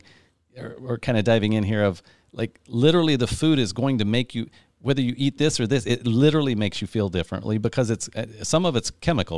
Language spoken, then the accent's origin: English; Midwest, United States; I grew up in the Midwest